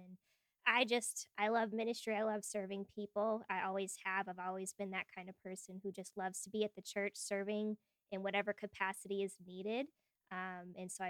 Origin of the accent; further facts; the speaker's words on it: New England, Massachusetts, United States; I born and raised in New England from Massachusetts.